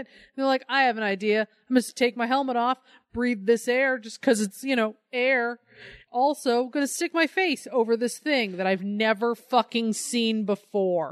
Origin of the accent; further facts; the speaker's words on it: Colorado, United States; moved away; I grew up in Colorado.